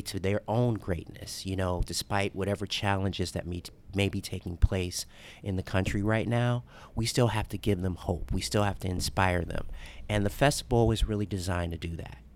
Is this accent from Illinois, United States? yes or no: yes; Chicago, Illinois, United States; now in Louisville, United States; a child growing up in Chicago, African-American, a South Side of Chicago